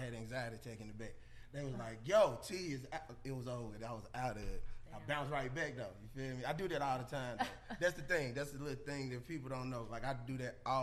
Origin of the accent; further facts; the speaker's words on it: Jackson, Mississippi, United States; moved away as an adult; now in Atlanta, United States; I'm from Jackson, Mississippi, born and raised. I've been living in Atlanta for the past like 8 years now